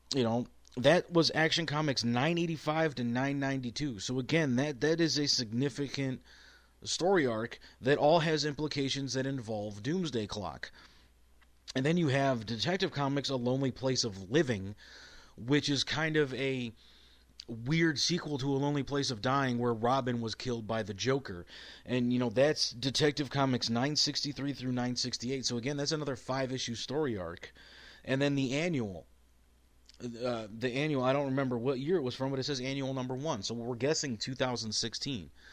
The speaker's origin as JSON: {"language": "English", "town": "Cleveland", "region": "Ohio", "country": "United States", "said": "I'm from Cleveland"}